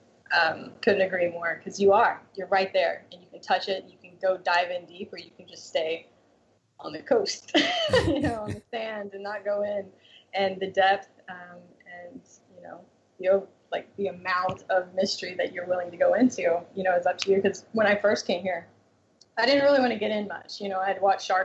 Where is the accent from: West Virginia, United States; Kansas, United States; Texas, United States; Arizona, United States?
Texas, United States; Texas Panhandle, United States; now in San Diego, United States; I'm actually from the Panhandle